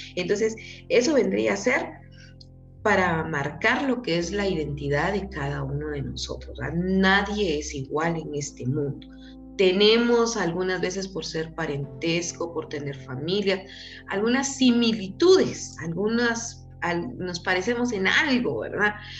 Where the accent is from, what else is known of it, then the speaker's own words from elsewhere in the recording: Quetzaltenango, Guatemala; soy guatemalteca, nacida en Quetzaltenango